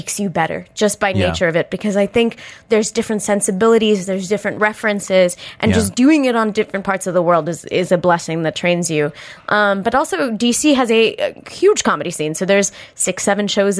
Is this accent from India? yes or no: yes; India; as an Indian person